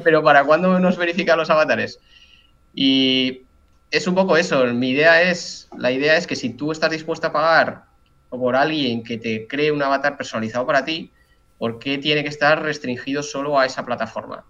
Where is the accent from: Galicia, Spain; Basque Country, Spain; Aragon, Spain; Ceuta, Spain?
Aragon, Spain; Zaragoza; cuando me volví a Zaragoza, que yo soy de aquí de España